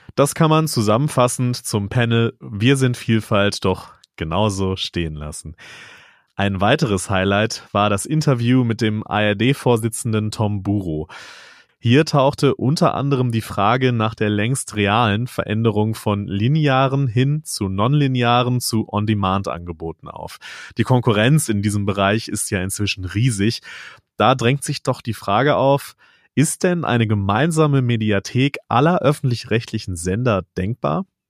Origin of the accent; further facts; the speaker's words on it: North Rhine-Westphalia, Germany; als gebürtiger Westfaler